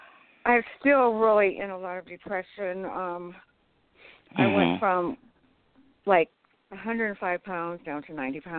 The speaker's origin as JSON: {"language": "English", "region": "Tennessee", "country": "United States"}